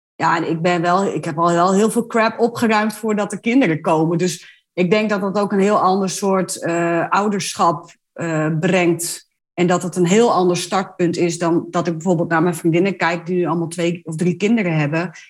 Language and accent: Dutch; Ommen, Overijssel, Netherlands; ik kom uit Ommen